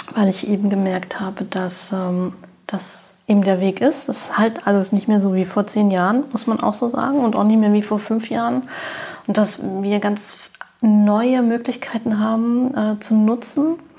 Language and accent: German; Berlin, Germany; ich bin 45 Jahre alt, gebürtige Berlinerin